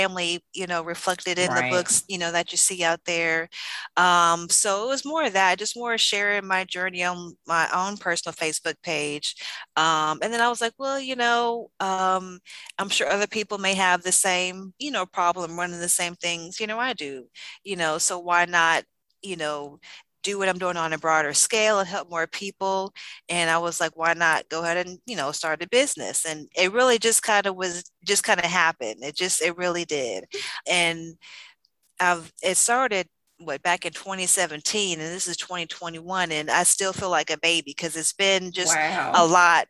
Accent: Ocean Springs, Mississippi, United States; also born or lived in Tampa, Florida / Jackson, Mississippi; I'm from Ocean Springs. Been here ever since fourth grade and lived here pretty much the whole time

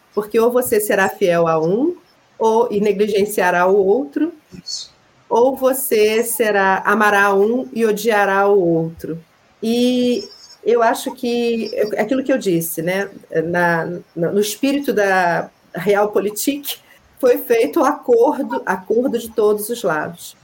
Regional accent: Rio de Janeiro, Brazil; also born or lived in Minas Gerais; now in Juiz de Fora, Brazil; eu sou cria de Realengo

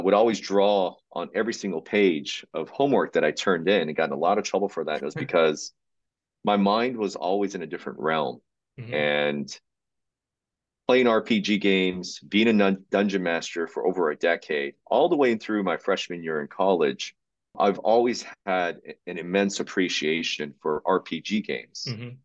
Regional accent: Uijeongbu, Gyeonggi Province, South Korea; moved away; I grew up in South Korea and in a very, very modest area of town called Wijeonbu, which was directly across from a military base

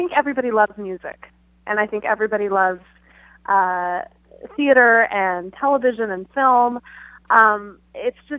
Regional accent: San Clemente / Fountain Valley, Orange County, Southern California, United States; moved away as an adult; now in New York City, United States; I grew up in Southern California, originally from the San Clemente Fountain Valley area of the OC

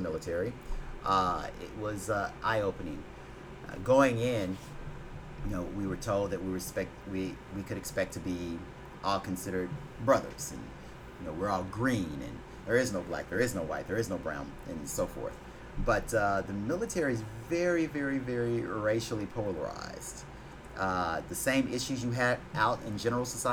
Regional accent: Fort Worth, Texas, United States; moved away as an adult; now in Houston, United States; I'm born and raised from Fort Worth, Texas.

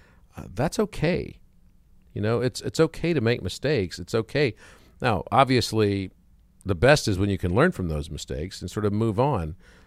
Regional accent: Wichita Falls, Texas, United States; I was born in Wichita Falls, Texas.

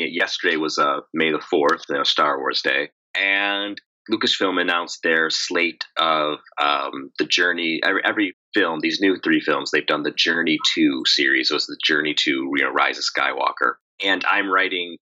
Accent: Chicago, Illinois, United States; now in Oak Park, United States; I'm a born and raised Chicagoan

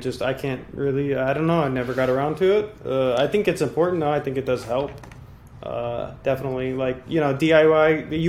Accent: Cape Canaveral, Florida, United States; I grew up in Cape Canaveral. Like, I grew up here.

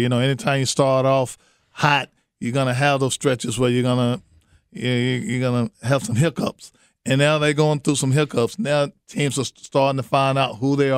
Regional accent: North Carolina, United States; now in Houston, United States; I'm from the East Coast. I'm from North Carolina.

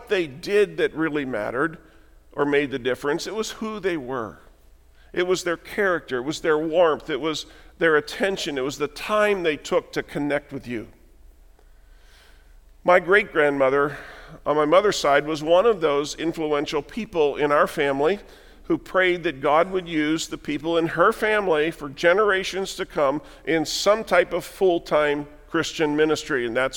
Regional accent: Western Pennsylvania, United States; moved away; Jan and I left the church, the denomination we grew up in Western Pennsylvania

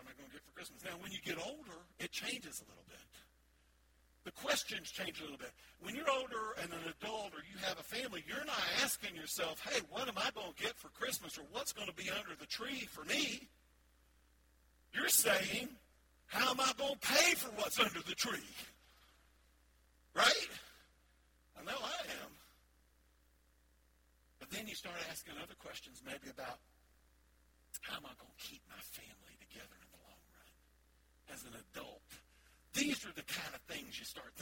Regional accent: the South, United States; I'm from the South. Can you tell in my voice a little bit? I'm proud to be from the South

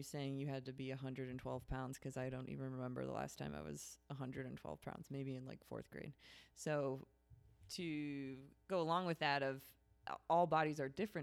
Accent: Chicago, Illinois, United States; I'm from Chicago

